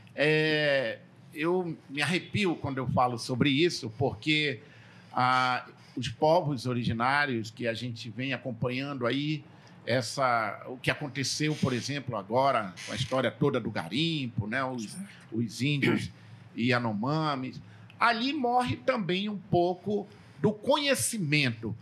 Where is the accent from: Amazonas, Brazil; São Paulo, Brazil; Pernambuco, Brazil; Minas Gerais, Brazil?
Amazonas, Brazil; Tefé; eu crescia, eu sou de Tefé